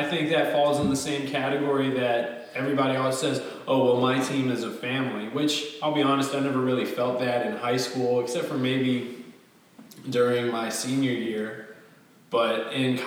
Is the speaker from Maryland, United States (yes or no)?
no; Virginia, United States; we are from Virginia